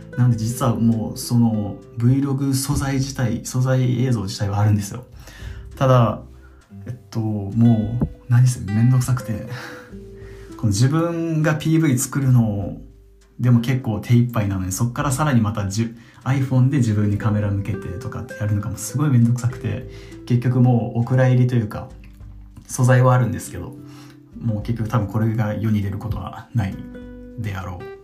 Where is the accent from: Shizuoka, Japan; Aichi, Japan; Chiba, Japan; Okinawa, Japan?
Okinawa, Japan; moved away; 先日地元沖縄に帰って